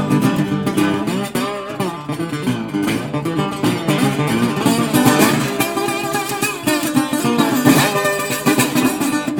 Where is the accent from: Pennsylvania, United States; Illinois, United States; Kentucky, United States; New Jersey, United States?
Pennsylvania, United States; now in Canada; I was born in Pennsylvania